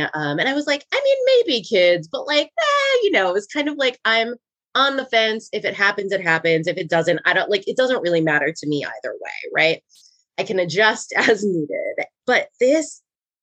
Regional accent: Wisconsin, United States; moved away as an adult; also born or lived in Rhode Island; now in Los Angeles, United States; We're both from Wisconsin

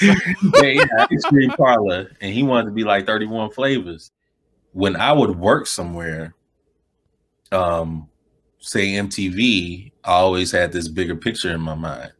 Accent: Chicago, Illinois, United States; moved away as an adult; also born or lived in New York; now in Los Angeles, United States; growing up in Chicago

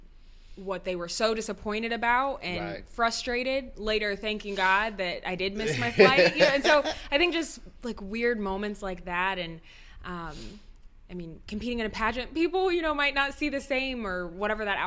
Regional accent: Indianapolis, Indiana, United States; now in Bloomington, United States; I'm from Indianapolis and live in Bloomington

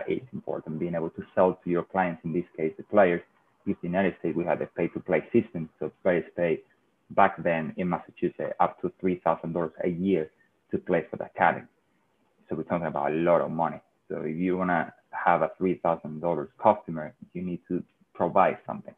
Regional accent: Seville, Andalusia, Spain; English is a second language; moved away as an adult; also born or lived in London; I'm a Real Betis fan because I'm from Sevilla

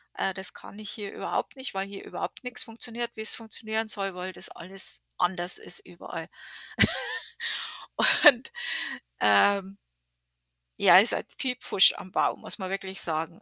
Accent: Germany; now in United States; wir als Deutsche

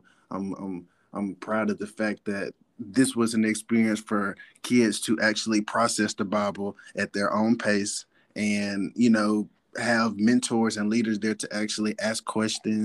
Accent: Columbus, Mississippi, United States; I'm from Columbus down the road, so I know Caledonia.

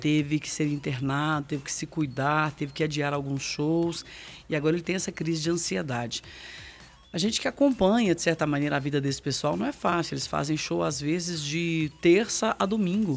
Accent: Minas Gerais, Brazil; sou mineira

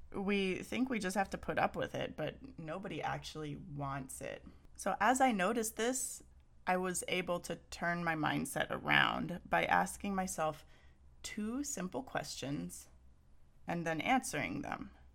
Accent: Texas, United States; now in Pacific Northwest, United States; I'm from Texas

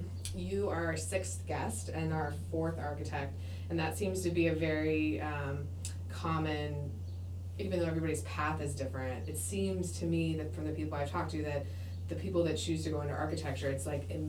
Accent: West Coast, United States; moved away; I'm from West Coast, so there's a lot of beach volleyball there.

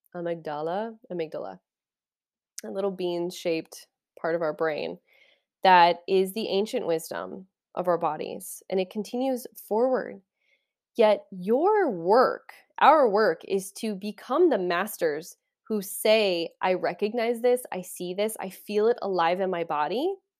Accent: Kansas, United States; I'm from Kansas.

